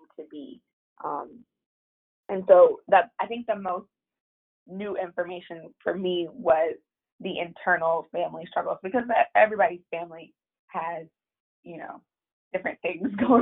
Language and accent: English; Atlanta, Georgia, United States; I'm from Atlanta